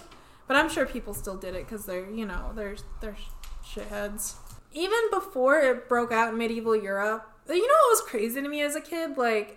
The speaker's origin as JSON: {"language": "English", "country": "United States", "said": "we're American"}